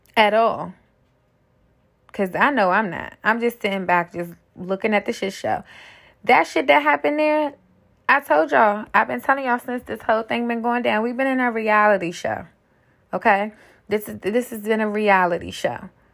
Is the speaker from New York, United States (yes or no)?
no; Washington, District of Columbia, United States; born and raised in D C myself, I grew up on Capitol Hill.